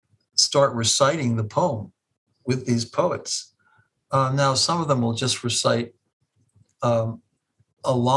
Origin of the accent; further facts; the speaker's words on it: Cleveland, Ohio, United States; moved away as an adult; now in Stony Brook, United States; I'm a Clevelander by nature and disposition